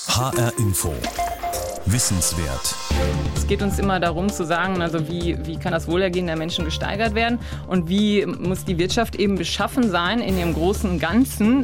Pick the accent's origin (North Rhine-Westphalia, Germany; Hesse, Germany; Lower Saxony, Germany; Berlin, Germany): North Rhine-Westphalia, Germany; Essen; also born or lived in Cologne; Nein, ganz kurz nach meiner Geburt sind wir schon nach Essen gezogen. Also ich bin in Essen aufgewachsen